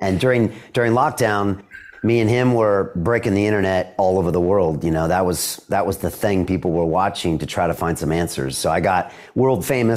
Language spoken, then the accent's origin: English; San Diego, California, United States; moved away as an adult; also born or lived in Boston, United States; now in London, United Kingdom; I'm from San Diego, you know, so grew up there 18 years